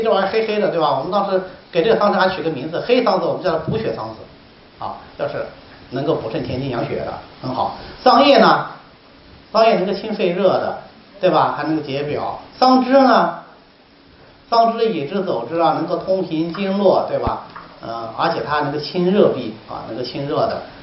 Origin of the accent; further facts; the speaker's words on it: Hubei, China; now in Hangzhou, China; 我的老家鱼米之乡也是产河化的地方，我们那地方产的藕叫贡藕